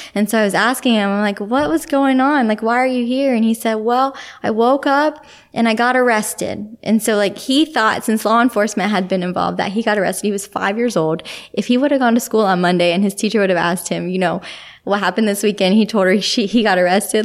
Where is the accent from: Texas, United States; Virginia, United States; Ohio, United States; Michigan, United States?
Virginia, United States; Richmond; also born or lived in Pennsylvania; now in Ocala, Florida, United States; I was born in Richmond, Virginia.